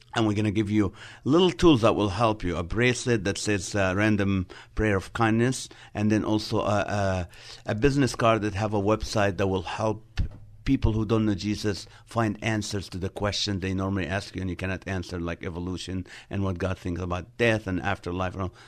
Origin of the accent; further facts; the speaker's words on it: Nazareth, Northern District, Israel; moved away; also born or lived in Middle East; I was born in the city of Nazareth in Israel